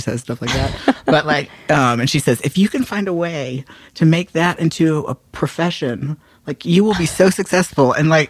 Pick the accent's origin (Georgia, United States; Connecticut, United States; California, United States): Georgia, United States; Atlanta; moved away as an adult; also born or lived in Wilmington, North Carolina; now in Raleigh, United States; I'm from Atlanta originally.